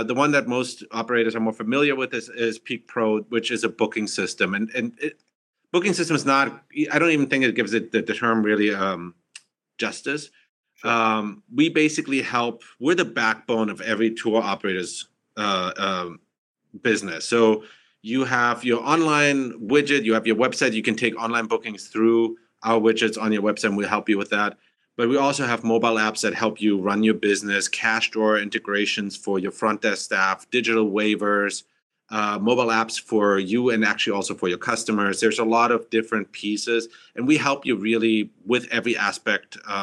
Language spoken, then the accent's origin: English; Germany; also born or lived in Massachusetts, United States; now in San Francisco, United States; I'm originally from Germany, and then came to US